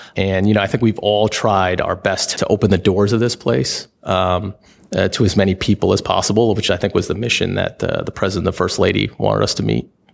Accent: New York, United States; now in Washington, D.C., United States; I am from New York

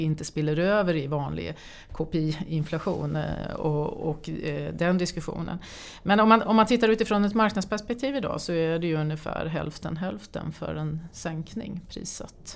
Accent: Sweden; som svensk

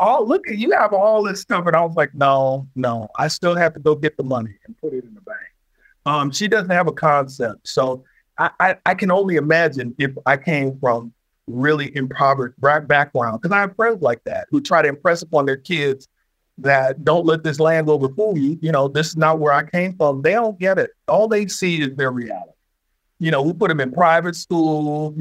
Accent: Detroit, Michigan, United States; I'm from Detroit, born and raised

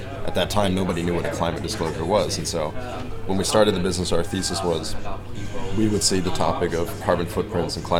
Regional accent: Germany; moved away; I'm a German citizen, so I grew up in Europe

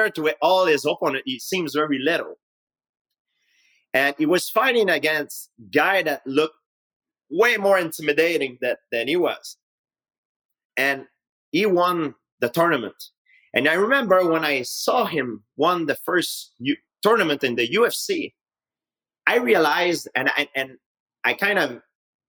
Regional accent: Saint-Isidore, Quebec, Canada; English is a second language; I grew up in Canada. It's a nice country. I can't complain about it. But it doesn't mean because you're born and raised in a nice country

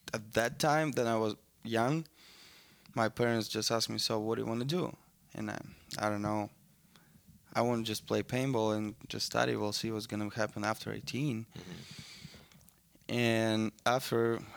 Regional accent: Balashikha, Moscow Oblast, Russia; English is a second language; moved away; I was born around, outside of Moscow

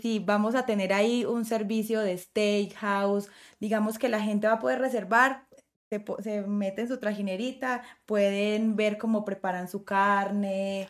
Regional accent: Colombia

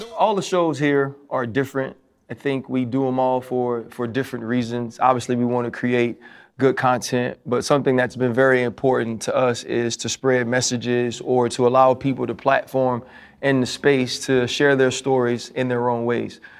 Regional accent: Louisiana, United States; I'm from Louisiana

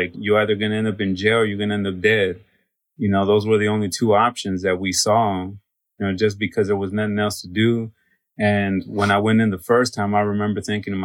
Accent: Southern California, United States; I grew up in Southern California, Los Angeles, Santa Ana, Orange County, San Diego

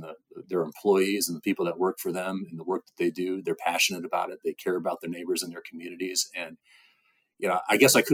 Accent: Indiana, United States; So I come from Indiana

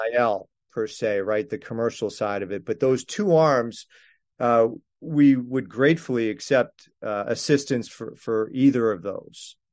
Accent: Landover, Maryland, United States; moved away; my hometown of, of Landover, Maryland

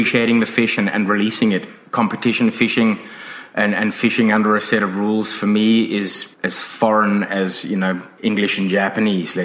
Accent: South Africa; now in Australia; When I grew up in South Africa

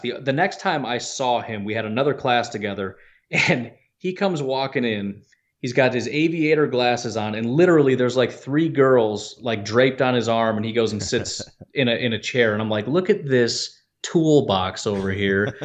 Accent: Illinois, United States; I grew up in Illinois, but my dad is from Wisconsin

